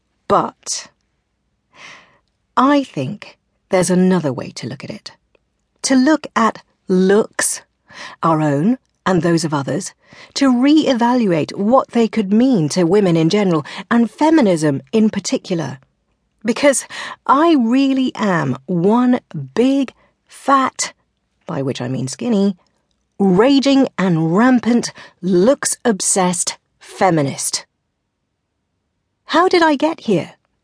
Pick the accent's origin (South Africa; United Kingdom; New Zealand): United Kingdom; South West England; I grew up in Devon in the 70s and 80s, in an environment you'd probably describe as provincial and the teeniest bit insular, and certainly not as a hotbed of feminist activity.